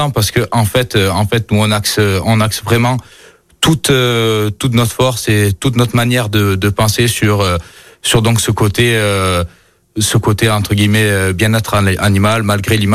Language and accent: French; Auvergne-Rhône-Alpes, France; Plutôt Yona, je suis originaire de l'Ain. Plus fan de Yona pour le rugby.